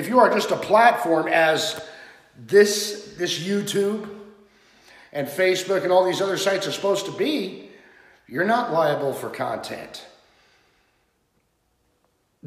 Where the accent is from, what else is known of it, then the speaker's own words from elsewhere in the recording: United States; as Americans